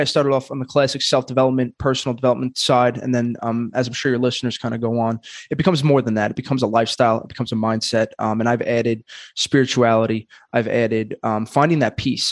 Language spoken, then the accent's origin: English; New York, United States; in New York, and I'm from Brooklyn